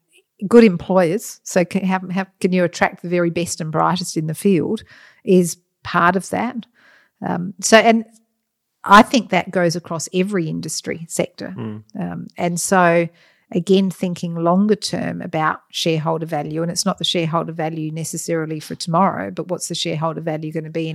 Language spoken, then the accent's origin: English; Athelstan, Victoria, Australia; I mean, I was lucky, we grew up in Athelstan, we had Black Hill behind us.